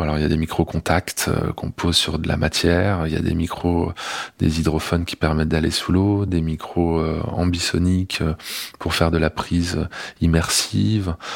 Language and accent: French; Grenoble, Auvergne-Rhône-Alpes, France; je suis né à Grenoble, hein, euh, dans les montagnes